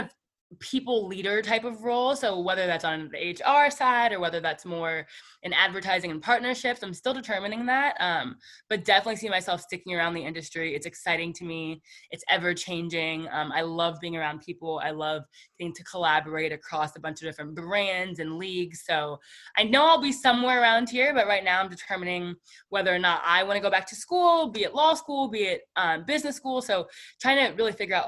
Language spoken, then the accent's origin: English; Canton, Ohio, United States; I'm from Canton, Ohio